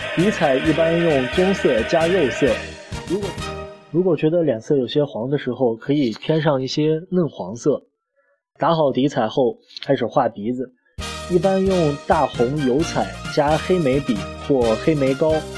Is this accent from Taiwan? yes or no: no; China; 我们中国人